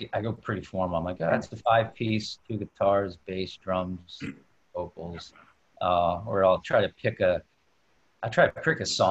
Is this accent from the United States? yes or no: yes; New York City, New York, United States; We're from Queens, Astoria